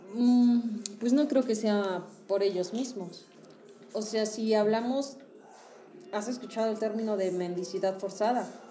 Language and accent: Spanish; Hidalgo, Mexico; also born or lived in Tabasco; yo lo he escuchado en mi pueblo, o sea, en Hidalgo